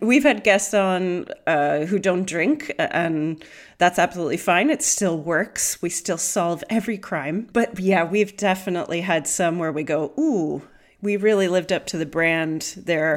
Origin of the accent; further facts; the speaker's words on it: Pennsylvania, United States; moved away as an adult; now in United Kingdom; I grew up in Pennsylvania